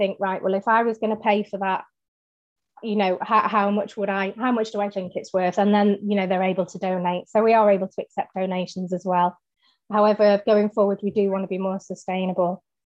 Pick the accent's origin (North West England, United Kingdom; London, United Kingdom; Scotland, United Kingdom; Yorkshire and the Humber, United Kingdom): North West England, United Kingdom; Manchester; being a Mancunian